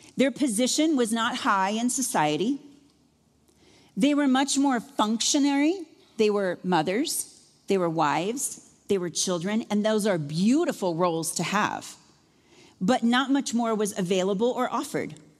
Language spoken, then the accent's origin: English; Iowa, United States; moved away; I'm from Iowa